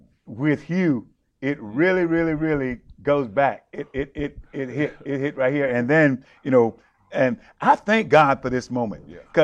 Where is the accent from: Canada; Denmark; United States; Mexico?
United States; South Carolina; I was born in South Carolina.